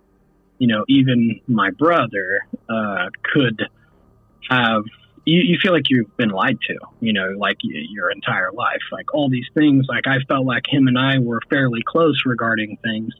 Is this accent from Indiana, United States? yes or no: yes; Cass County, near Delphi, Indiana, United States; we grew up right near Delphi, you know, we grew up in Cass County